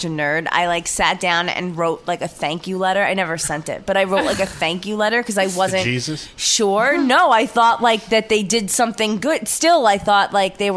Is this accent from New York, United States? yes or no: yes; New York City, New York, United States; I grew up in Bensonhurst, which is another neighborhood in Brooklyn